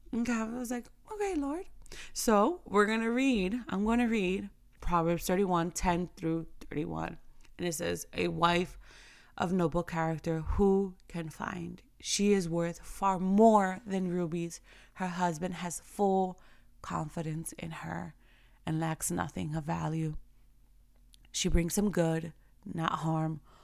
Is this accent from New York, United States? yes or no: yes; New York, United States; I remember growing up in New York